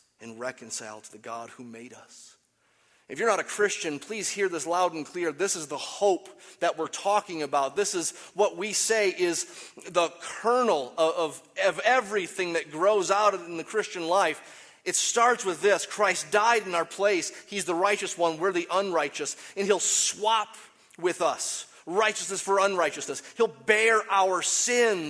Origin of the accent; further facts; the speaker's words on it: United States; I'm American